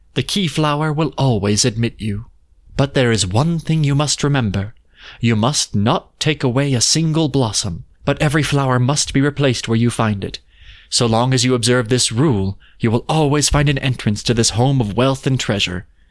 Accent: Utah, United States; growing up in Utah, again, uh, our our autumns are really nice here

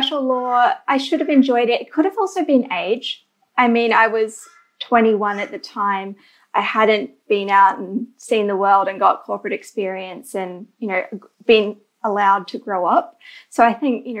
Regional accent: Queensland, Australia; also born or lived in Canada; I'm from Queensland in Australia, which is notably sunny for most of the year

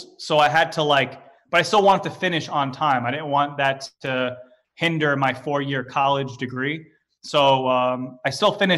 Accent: New York City, New York, United States; I'm from Staten Island, New York

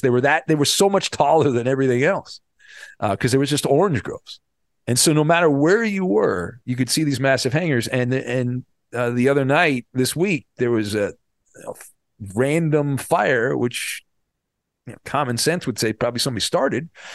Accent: Irvine, California, United States; When I was growing up in Southern California when I was a kid, I grew up in, uh, the Irvine area.

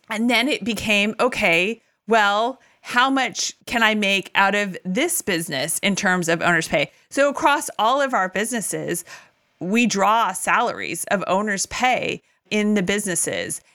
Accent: California, United States; moved away as an adult; also born or lived in Tennessee; we moved from Tennessee back to my native California

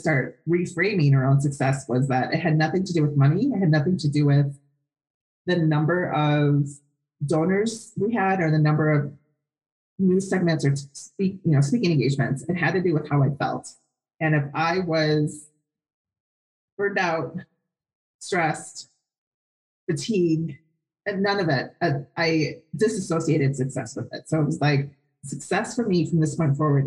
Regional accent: Wisconsin, United States; now in Phoenix, United States; I'm from Wisconsin

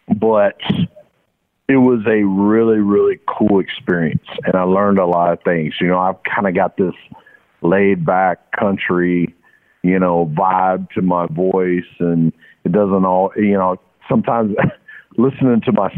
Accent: Pierson, Florida, United States; also born or lived in Jacksonville, United States; This is about my hometown of Pearson, Florida. This is about where I went to high school in Jacksonville for 3 years, where I boarded.

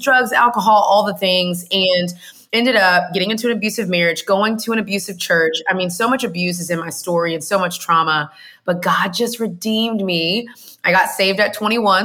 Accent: Houston, Texas, United States; now in Atlanta, United States; I was born in Houston, Texas. That's the best and most important thing about me, because Texas, there's a lot of pride there

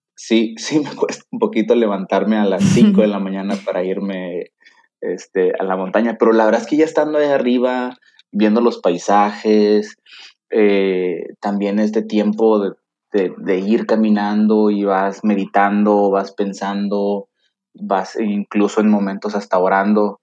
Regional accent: Tampico, Tamaulipas, Mexico; moved away as an adult; now in Monterrey, Mexico; yo soy originario de Tampico, Tamaulipas, la ciudad de La Jaiba Brava

